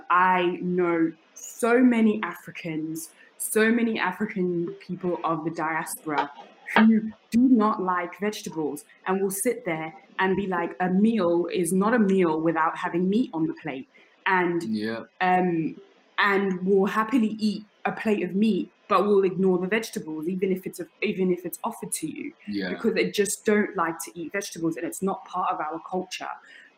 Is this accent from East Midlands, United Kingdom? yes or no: yes; Leicester, East Midlands, United Kingdom; yeah, I was going to say, because me growing up in Leicester, living in Leicester during my teenage years, I know it's not the size of like London